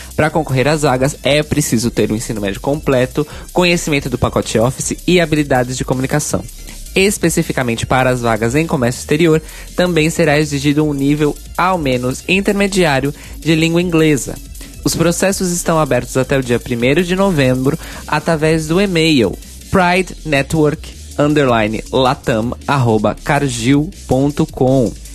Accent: São Paulo, Brazil; lá na minha cidade natal, capital paulista

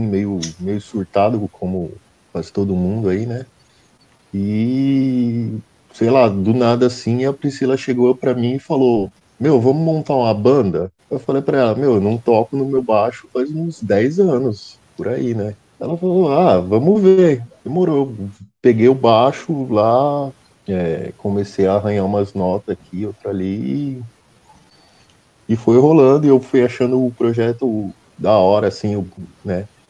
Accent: Santo André, São Paulo, Brazil; eu sou do ABC, né? Eu sou de Santo André.

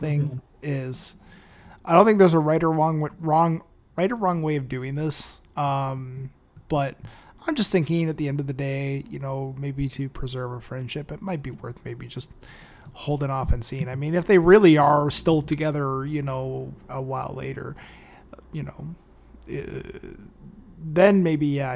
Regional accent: Canada; I'm Canadian

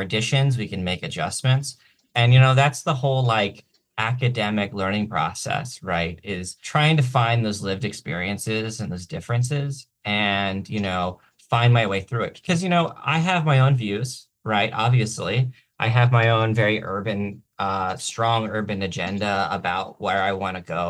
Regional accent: Baltimore, Maryland, United States; moved away as an adult; also born or lived in Ohio / Washington, District of Columbia, United States; now in Olympia, United States; I was born in Baltimore. I spent much of my childhood between Ohio and Baltimore. I spent my first 7-8 years of my life living exclusively in Baltimore

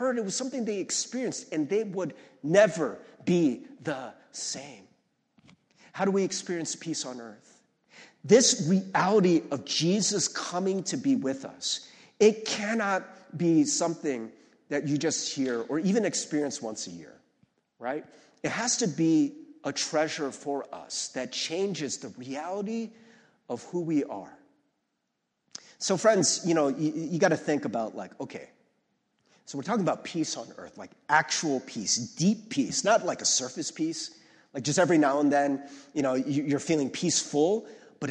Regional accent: Ohio, United States; moved away; I'm from Ohio originally

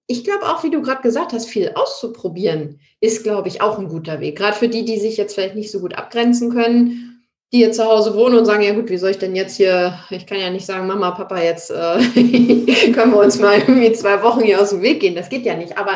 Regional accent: Ratzeburg, Schleswig-Holstein, Germany; now in Munich, Germany; Ich komme ja eigentlich aus Norddeutschland, aus Ratzeburg. Das ist in der Nähe von Lübeck und bin dann nach München gezogen.

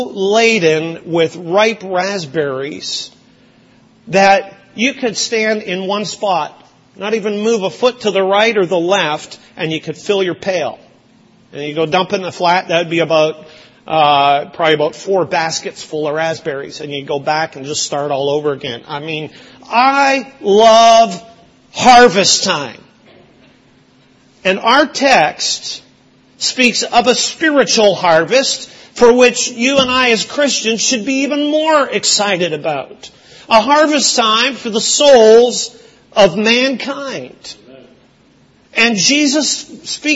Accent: Lower Fraser Valley, British Columbia, Canada; also born or lived in Brampton, Ontario; now in Windsor, Canada; Where I grew up in Western Canada, in the Lower Fraser Valley of British Columbia, it was and is the raspberry capital of Canada.

